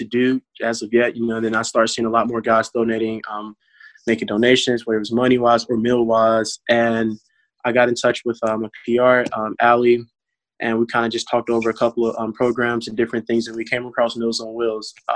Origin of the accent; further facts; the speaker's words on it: Lanett, Alabama, United States; moved away; back in my hometown in Lynette, Alabama, Chambers County